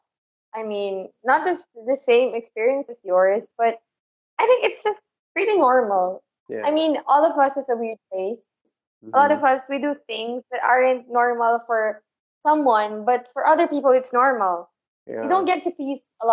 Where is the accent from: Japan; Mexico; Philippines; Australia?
Philippines; Manila, Metro Manila; being a Filipino